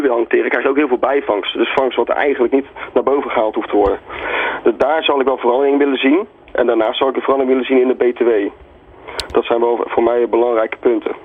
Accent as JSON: {"language": "Dutch", "country": "Netherlands"}